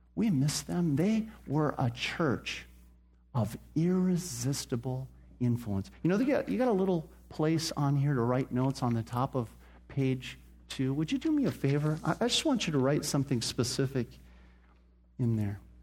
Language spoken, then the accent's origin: English; Phoenix, Arizona, United States; I grew up here in Phoenix